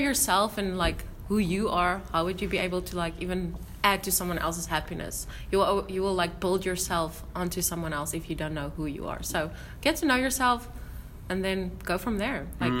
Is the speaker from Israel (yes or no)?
no; South Africa; I'm from South Africa